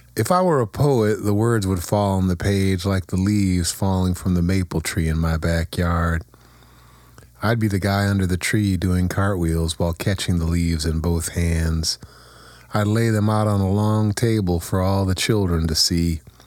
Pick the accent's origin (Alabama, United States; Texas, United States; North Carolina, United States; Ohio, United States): Ohio, United States; Kent; my hometown.